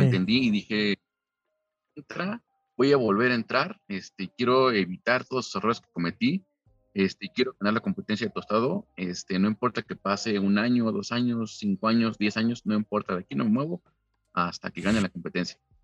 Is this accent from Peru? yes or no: no; Mexico; yo soy mexicano